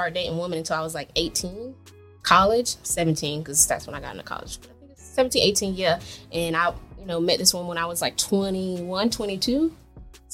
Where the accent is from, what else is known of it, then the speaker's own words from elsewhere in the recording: Jacksonville, Florida, United States; moved away as an adult; also born or lived in Miami, Florida; now in Georgia, United States; I'm actually from Jacksonville, Florida.